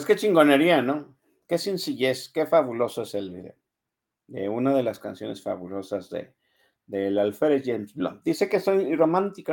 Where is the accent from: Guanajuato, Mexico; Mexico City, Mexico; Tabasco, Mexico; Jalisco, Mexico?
Jalisco, Mexico; Guadalajara; Desde que yo vivo aquí, desde que yo tengo existencia, aquí nací en Guadalajara, hace 50 años que nací aquí